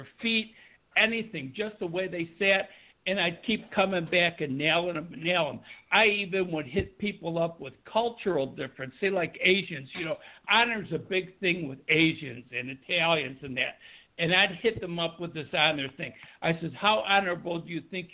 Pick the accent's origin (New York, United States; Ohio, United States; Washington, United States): New York, United States; Buffalo; being from New York and growing up in Buffalo, New York